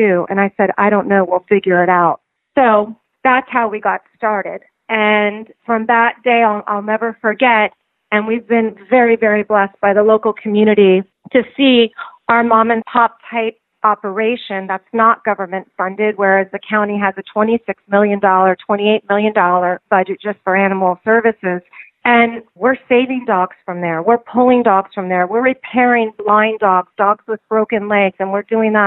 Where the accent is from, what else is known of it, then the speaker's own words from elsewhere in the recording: Miami, Florida, United States; also born or lived in New York; I was born and raised in Miami